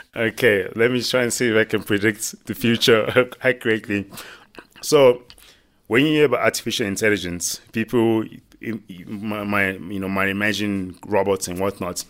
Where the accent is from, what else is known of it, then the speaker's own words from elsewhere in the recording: Nigeria; now in South Africa; Nigerian born. Um, came here and now I'm a proud South African.